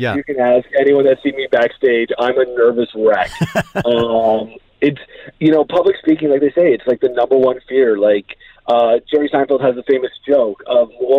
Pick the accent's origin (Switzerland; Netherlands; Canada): Canada; moved away as an adult; now in Dubai, United Arab Emirates; growing up in Canada